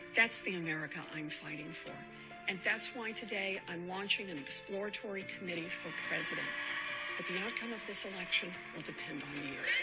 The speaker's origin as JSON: {"language": "English", "region": "Oklahoma", "country": "United States", "tie": "born or raised there", "said": "Growing up in Oklahoma"}